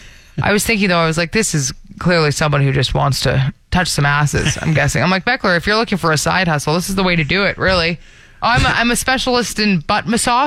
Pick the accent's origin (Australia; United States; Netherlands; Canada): Canada; Brampton, Ontario; moved away as an adult; now in Alberta, Canada; Oh, my hometown represent.